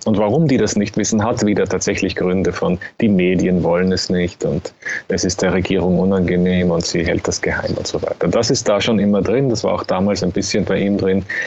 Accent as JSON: {"language": "German", "country": "Austria", "said": "als Österreicher"}